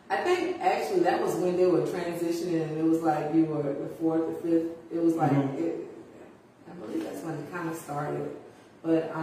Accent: Cameron, South Carolina, United States; also born or lived in Orangeburg, South Carolina; I am from Orangeburg, and I am also a Cameron native

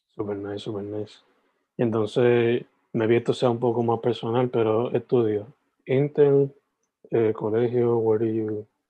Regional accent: Sabana Grande, Puerto Rico; soy de Sabana Grande originalmente

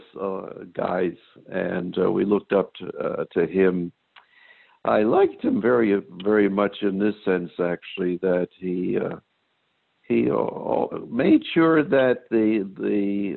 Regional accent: Newark, New Jersey, United States; also born or lived in New York City; I was born in New York City, 1934, moved to New Jersey, raised in Newark, New Jersey

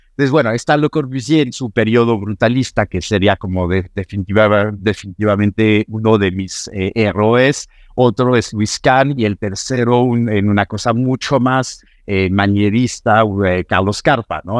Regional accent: Normandy, France; Spanish is a second language; moved away as an adult; also born or lived in Paris, France / London, United Kingdom / New York, United States; now in Mexico; Decidí mudarme de mi Normandía natal hacia París

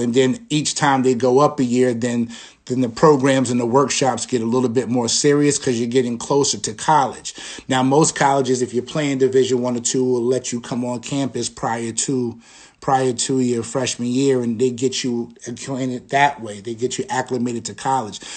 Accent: East Hampton, New York, United States; I'm from, I'm from Long Island, New York. I'm from East Hampton, New York, and, uh, played basketball growing up

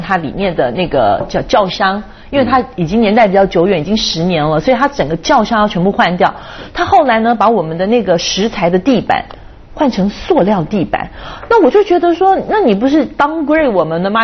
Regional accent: Taiwan; also born or lived in Hong Kong; now in China; 我在台湾长大，在香港住了十二年，搬到内地来住这么长时间

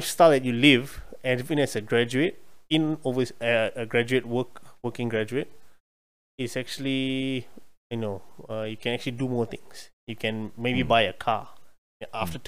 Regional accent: Malaysia; moved away as an adult; also born or lived in Australia; as a Malaysian coming overseas looking for a job

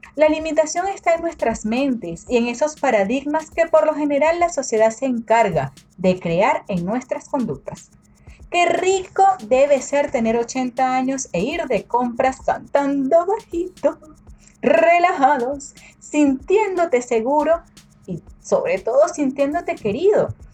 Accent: Venezuela; moved away; en mi país natal, en Venezuela

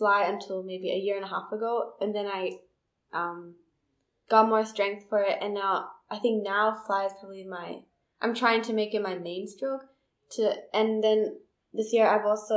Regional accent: New Zealand; now in Fiji; I'm originally from New Zealand

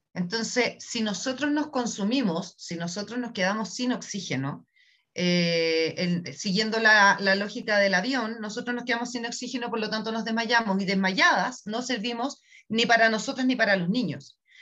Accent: Chile; soy chilena

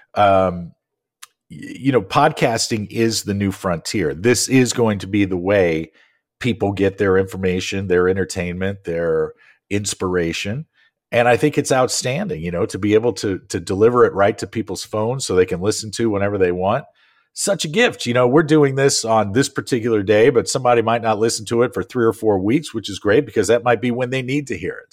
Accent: St. Louis, Missouri, United States; I grew up in Saint Louis

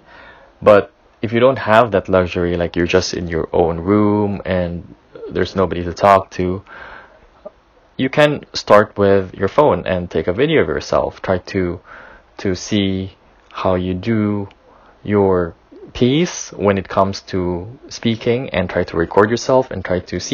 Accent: Philippines; I come from the Philippines

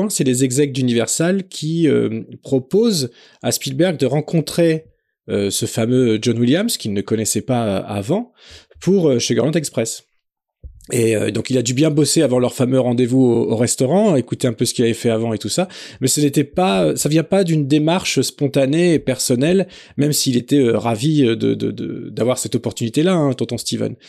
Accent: France; chez nous en France

